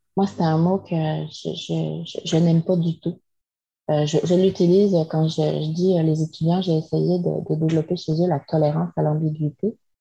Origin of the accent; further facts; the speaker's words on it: France; moved away as an adult; now in Quebec, Canada; je suis française